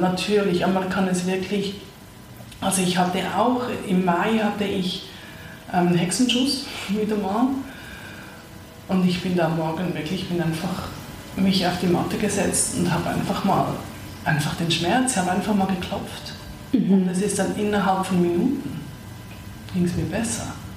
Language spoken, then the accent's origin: German; Zurich, Switzerland; moved away; also born or lived in Vancouver / New York; ich bin ursprünglich aus Zürich, habe lange in Nordamerika gelebt, in Vancouver als letztes und vorher noch in New York und jetzt bin ich seit zwei Jahren zurück in Zürich